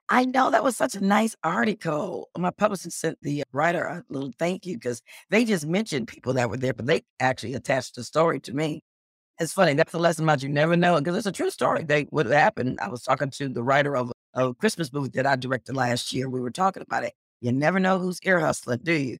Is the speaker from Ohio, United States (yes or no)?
yes; Cleveland, Ohio, United States; also born or lived in New York; now in Los Angeles, United States; I grew up in Cleveland, Ohio, and then I lived in New York